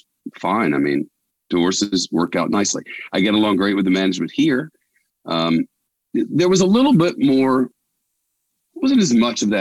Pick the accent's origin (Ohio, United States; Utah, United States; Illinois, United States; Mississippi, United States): Mississippi, United States; Holly Springs; moved away; I grew up in Holly Springs, Mississippi